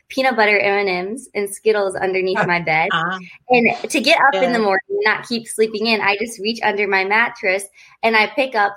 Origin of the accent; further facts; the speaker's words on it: Lexington, Kentucky, United States; also born or lived in Bloomfield Hills, Michigan; I was born and raised in Kentucky